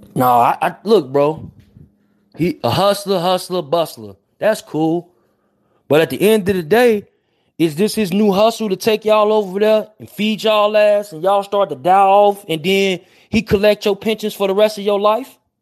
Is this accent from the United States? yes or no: yes; Chicago, Illinois, United States; I'm from Chicago. 79th and Phillips, 79th and Yates. I'm from Ted Town.